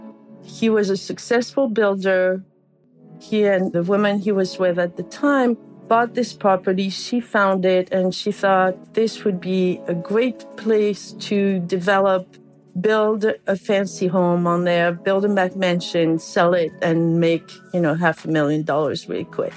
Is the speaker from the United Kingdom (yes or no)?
no; France; moved away as an adult; now in California, United States; I'm from France. I grew up in France, though I've lived in California since 1982.